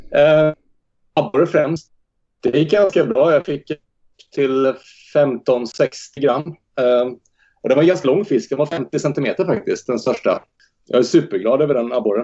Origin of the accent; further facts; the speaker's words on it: Jönköping, Jönköping County, Sweden; now in Rockneby, Sweden; Vi har odlat tomater och gurka och sånt hemma i Jönköping